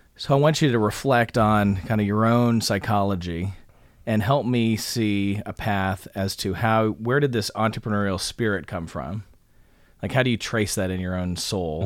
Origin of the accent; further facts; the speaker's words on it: Scottsdale, Arizona, United States; now in Atlanta, United States; I grew up in Scottsdale, Arizona